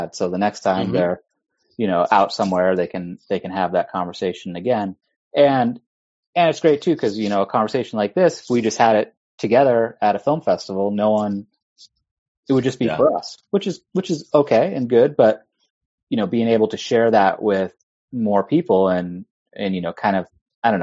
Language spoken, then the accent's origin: English; Bremerton, Washington, United States; also born or lived in Los Angeles; my hometown in Bremerton, Washington